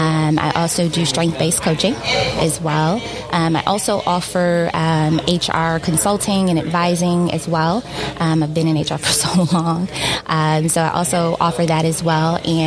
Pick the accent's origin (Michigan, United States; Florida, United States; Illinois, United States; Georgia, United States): Michigan, United States; Detroit; So yes, Detroiter for life. I born and raised in Detroit, east side of Detroit.